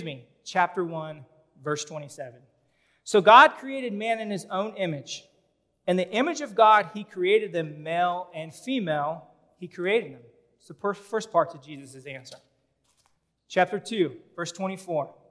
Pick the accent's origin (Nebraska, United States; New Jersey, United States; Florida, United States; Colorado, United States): Nebraska, United States; Omaha; I grew up in North Omaha